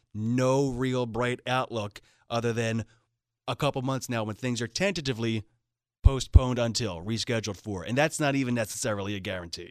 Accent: Philadelphia, Pennsylvania, United States; I'm from Philadelphia

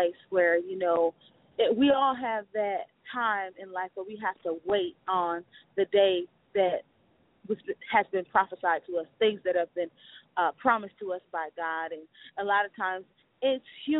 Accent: Detroit, Michigan, United States; I'm just a sincere young lady out of Detroit, Michigan

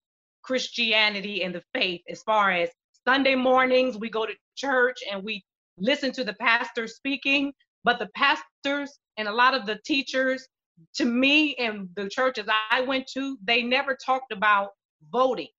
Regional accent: Shaker Heights, Ohio, United States; I grew up in Shaker

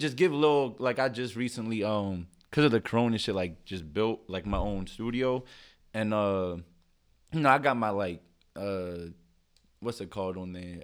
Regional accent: Philadelphia, Pennsylvania, United States; I'm from Philly. Grew up right here

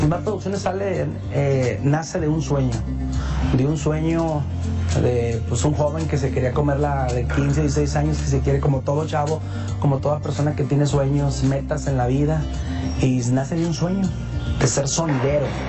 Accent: Trancoso, Zacatecas, Mexico; aquí de mi pueblo de, de, de Trancoso, Zacatecas

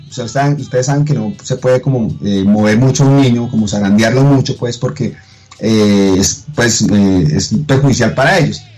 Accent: Colombia; cómo somos como colombianos

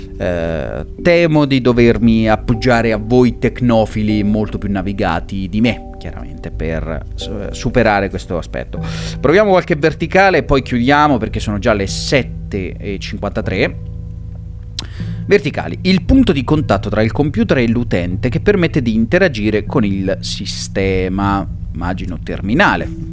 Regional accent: Montefalcone Appennino, Marche, Italy; gloria al mio paesino natale

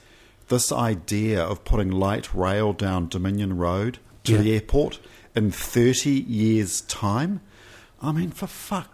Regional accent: Wellington, New Zealand; moved away as an adult; also born or lived in London; now in Auckland, New Zealand; Well, I was born in St. Helens Hospital in Newtown.

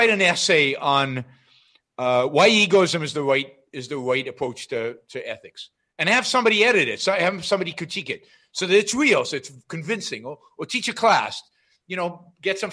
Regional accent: Israel; moved away as an adult; now in United States; I grew up in Israel

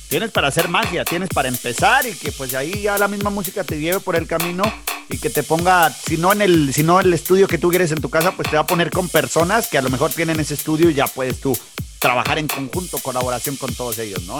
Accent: Chihuahua, Mexico; Yo soy de Chihuahua

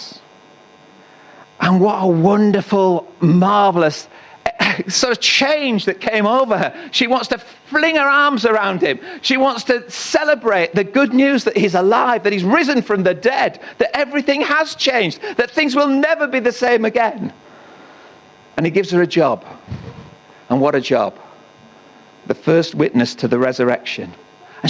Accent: Northallerton, Yorkshire and the Humber, United Kingdom; I was in Tesco's in North Allerton, my hometown

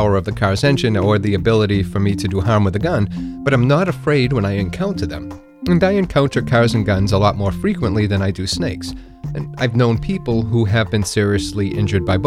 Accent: New England, United States; I grew up in New England, I still live in New England

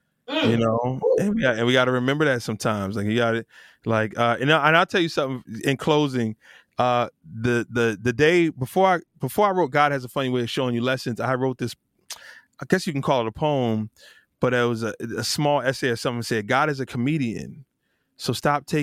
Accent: New Jersey, United States; I'm from New Jersey, but my whole family's from North Carolina.

